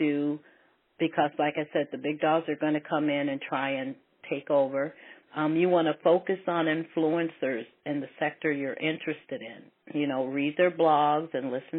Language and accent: English; Ohio, United States; moved away; also born or lived in Colorado; I was born in Ohio, but I lived out in Colorado